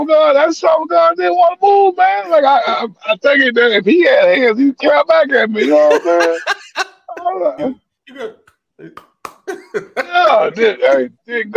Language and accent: English; Texas, United States; Even though I was born in Texas, I'm not a country boy